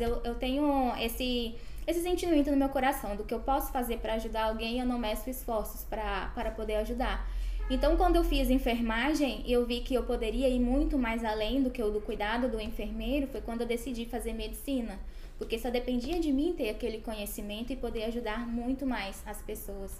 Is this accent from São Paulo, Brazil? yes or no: no; Goiânia, Goiás, Brazil; moved away as an adult; also born or lived in Porangatu, Brazil; now in Buenos Aires, Argentina; sou de Goiânia, mas nasci na cidade de Porangatu. Mas enfim, minha família é, e é, eu agora moramos na, na cidade de Goiânia.